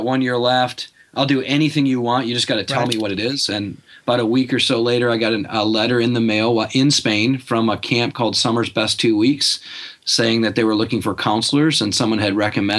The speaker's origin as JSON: {"language": "English", "town": "Muskegon", "region": "Michigan", "country": "United States", "tie": "born or raised there", "moved": "as an adult", "said": "Yeah, that's where I grew up. I grew up in Muskegon, Michigan, spent the first 18 years of my life there."}